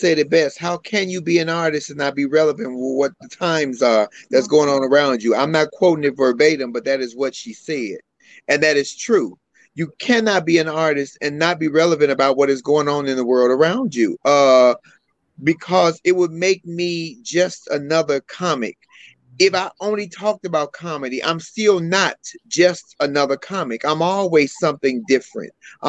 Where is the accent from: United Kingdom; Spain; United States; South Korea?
United States; not just because I'm transgender, but because I'm Black and because I'm an American and I live in this wretched country right now